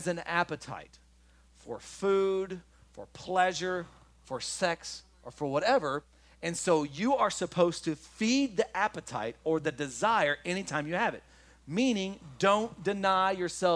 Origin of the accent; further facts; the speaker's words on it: Kentucky, United States; I'm from Kentucky.